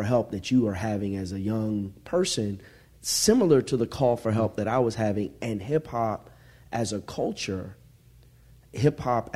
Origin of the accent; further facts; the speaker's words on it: South Orange, New Jersey, United States; I grew up with, you know, in a mostly black and Jewish community in South Orange